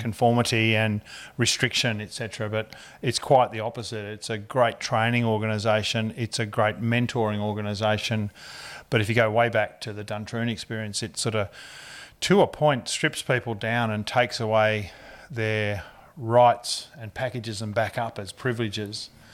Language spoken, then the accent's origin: English; Ballarat, Victoria, Australia; moved away as an adult; now in Richmond, Australia; I grew up in Ballarat in Victoria